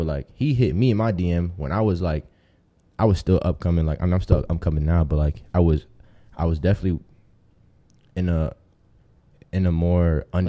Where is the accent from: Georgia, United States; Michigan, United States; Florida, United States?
Florida, United States; Tampa; also born or lived in Ohio; I'm a Tampa baby, but, like, I was born in Ohio. But my family is from Dominican Republic, so I'm full Dominican.